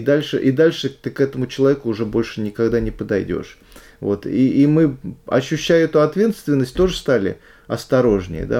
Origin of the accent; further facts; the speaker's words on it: Pushkino, Moscow Oblast, Russia; я из Пушкина, каждый день я садился на электричечку, ехал до Ярославского вокзала